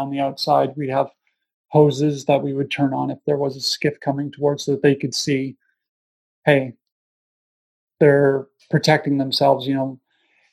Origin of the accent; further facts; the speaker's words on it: Canada; moved away as an adult; I was living away from Canada for nearly 10 years sort of thing. And came back home